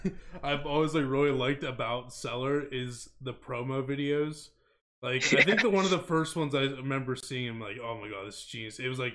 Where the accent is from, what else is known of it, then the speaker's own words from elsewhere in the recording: Punxsutawney, Pennsylvania, United States; our hometown of Punxsutawney.